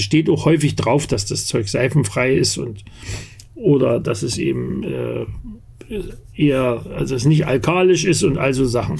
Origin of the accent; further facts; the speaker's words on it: Bad Elster, Saxony, Germany; now in Berlin, Germany; da, wo ich herkomme in Bad Elster